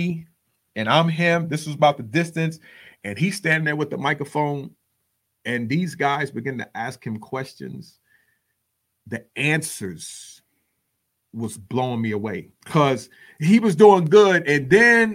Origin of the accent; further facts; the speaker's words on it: New York City, New York, United States; also born or lived in Texas; now in Dallas-Fort Worth, United States; I'm from the Bronx, New York